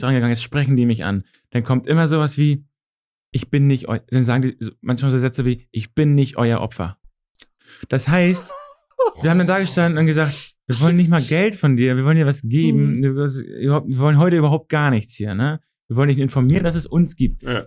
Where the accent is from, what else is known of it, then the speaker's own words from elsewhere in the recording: Northern Germany, Germany; accent: norddeutsch; Ich habe halt dieses norddeutsche Kurze